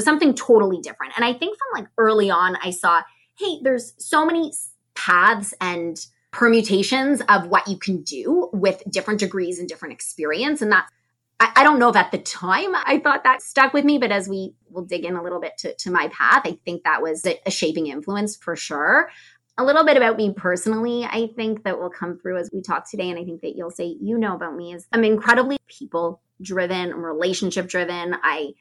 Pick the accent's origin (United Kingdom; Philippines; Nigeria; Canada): Canada; Toronto, Ontario; moved away as an adult; now in Chicago, United States; I grew up in Toronto, Canada. So I'm a Canadian girl, moved to Chicago about 8 years ago